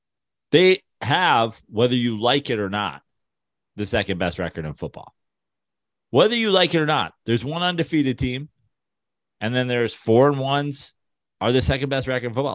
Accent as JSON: {"language": "English", "region": "New York", "country": "United States", "said": "as a New Yorker."}